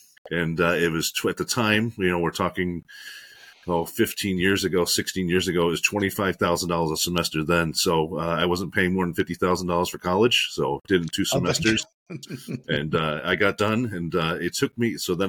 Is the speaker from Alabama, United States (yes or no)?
no; Schenectady, New York, United States; moved away; I'm from Schenectady, New York originally, graduate from Schenectady mm-hmm. County Community College.